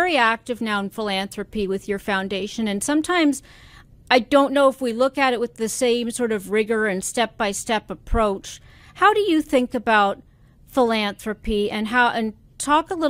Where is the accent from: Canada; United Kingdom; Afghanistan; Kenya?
Canada; Being a Canadian myself